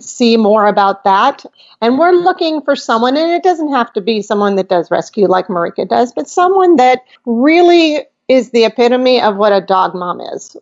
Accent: Rockford, Illinois, United States; moved away; I lived in Rockford, Illinois

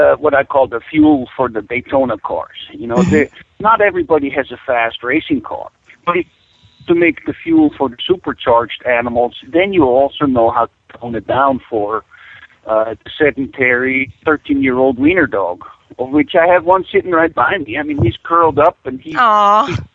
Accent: Switzerland; moved away as an adult; now in Alaska, United States; I was born and raised in Switzerland. In 1979, I came to Alaska

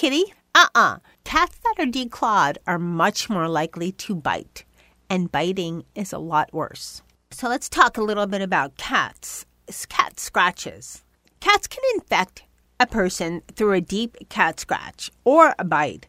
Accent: New York, United States; also born or lived in Los Angeles; I was born in New York

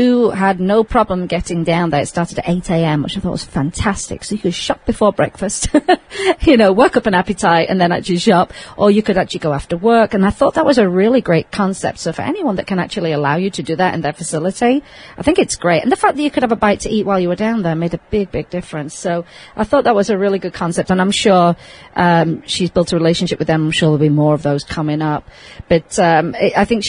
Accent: Sheffield, Yorkshire and the Humber, United Kingdom; moved away as an adult; now in Las Vegas, United States; my hometown of Sheffield in England

